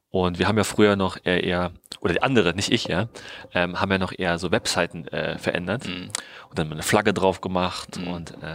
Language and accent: German; Berlin, Germany; bin seit Sommer wieder zurück in Berlin, in meiner alten Heimatstadt